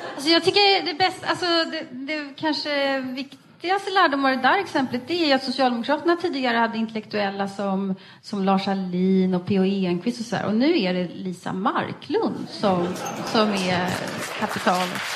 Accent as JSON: {"language": "Swedish", "town": "Västerås", "region": "Västmanland", "country": "Sweden", "said": "vi kom ju från eh, Västerås båda två."}